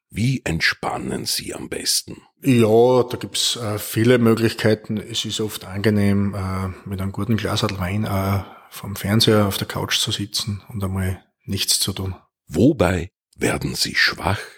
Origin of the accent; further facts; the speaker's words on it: Bruck an der Mur, Styria, Austria; born there; now in Neuberg an der Mürz, Austria; Ich bin geboren in Bruck an der Mur und wohne in Neuberg an der Mürz.